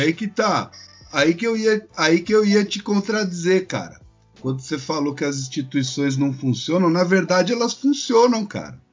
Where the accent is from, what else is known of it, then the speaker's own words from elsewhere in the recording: São Paulo, Brazil; now in Florianópolis, Brazil; eu sou de São Paulo, mas eu moro em Florianópolis